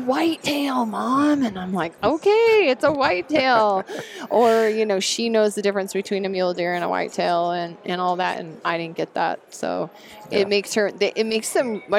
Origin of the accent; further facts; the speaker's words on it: Montana, United States; I grew up in Montana. I grew up in Yellowstone.